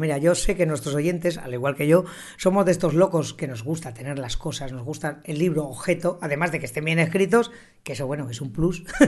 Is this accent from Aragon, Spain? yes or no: yes; Zaragoza, Aragon, Spain; yo soy de Zaragoza